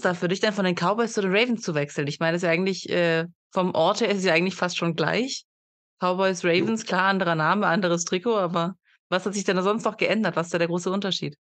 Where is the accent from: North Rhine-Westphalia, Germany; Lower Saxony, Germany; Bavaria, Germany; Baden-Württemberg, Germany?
Baden-Württemberg, Germany; near Stuttgart; ich komme ja auch aus der Nähe von Stuttgart und aus der weiteren Umgebung von Stuttgart